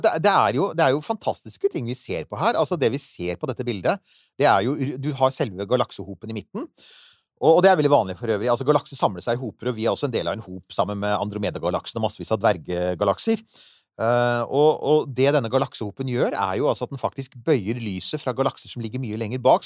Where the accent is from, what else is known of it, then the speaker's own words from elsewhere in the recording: Bærum, Akershus, Norway; Jeg vokste opp uh, ute på Rykken i Bærum